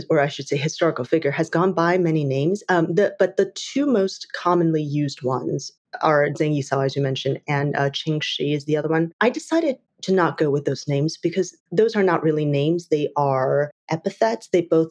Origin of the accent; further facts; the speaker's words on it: Taiwan; moved away; I grew up in Taiwan.